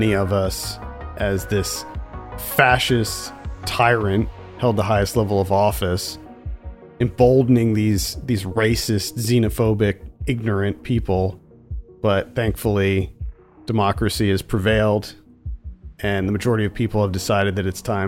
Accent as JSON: {"language": "English", "region": "Pennsylvania", "country": "United States", "moved": "yes", "said": "I'm a former PA resident."}